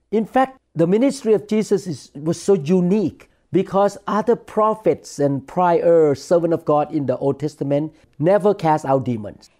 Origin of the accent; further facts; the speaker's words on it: Thailand; when I was growing up in Thailand